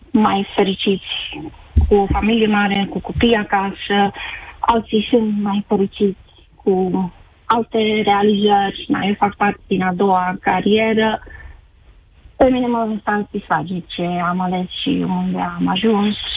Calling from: Netherlands; also born or lived in Timișoara, Romania; sunt din Olanda și lucrez de 19 ani aici. Am terminat o facultate tehnică la Timișoara

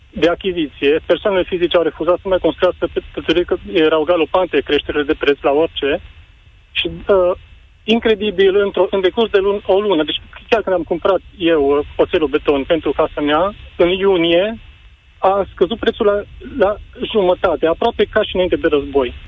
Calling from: Cluj-Napoca, Cluj County, Romania; Bună, Cătălin, sunt din Cluj.

